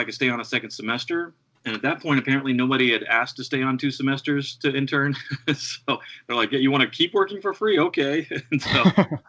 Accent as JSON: {"language": "English", "region": "Ohio", "country": "United States", "tie": "born or raised there", "also_born_or_lived": "New York City", "moved": "as an adult", "said": "I grew up in Ohio"}